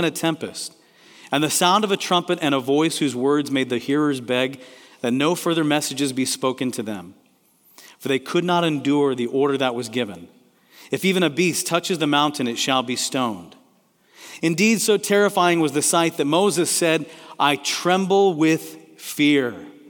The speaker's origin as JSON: {"language": "English", "country": "Kenya", "tie": "born or raised there", "also_born_or_lived": "Tanzania", "said": "I grew up in Kenya and Tanzania, East Africa, and when you say Bwana Sifiwe, which means praise the Lord, everybody responds and says, amen."}